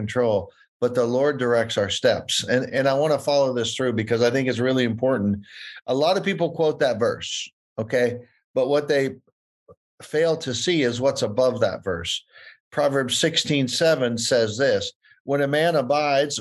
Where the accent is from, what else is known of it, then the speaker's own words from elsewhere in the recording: California, United States; I'm from California.